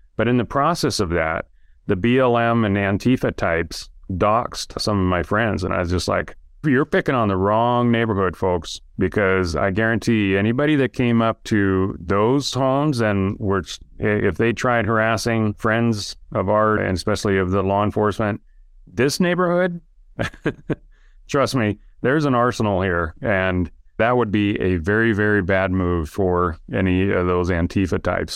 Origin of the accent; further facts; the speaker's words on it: Idaho, United States; now in Utah, United States; I live in Utah now. I grew, but I grew up in Idaho